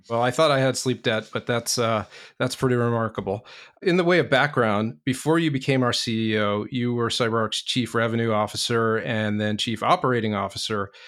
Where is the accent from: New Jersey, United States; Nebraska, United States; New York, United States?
New York, United States; moved away as an adult; now in Boston, United States; I'm originally from New York, been up here a little more than 15 years